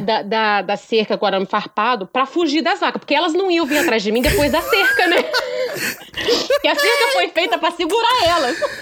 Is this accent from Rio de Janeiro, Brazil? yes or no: yes; Porciúncula, Rio de Janeiro, Brazil; moved away; eu sou uma pessoa do interior, né? Lá do interior do estado do Rio, um lugarzinho chamado Porciúncula, que ninguém sabe onde que fica. Estava eu na minha cidade natal